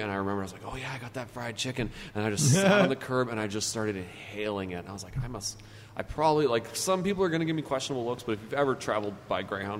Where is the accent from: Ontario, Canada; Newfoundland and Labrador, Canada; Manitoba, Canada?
Manitoba, Canada; Winnipeg; moved away; also born or lived in Montreal; I'm Canadian, grew up in Canada, born and raised in Winnipeg, spent some time in Montreal.